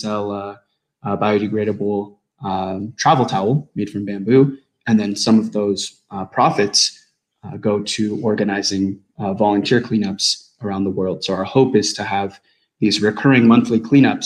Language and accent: English; United States; I'm an American citizen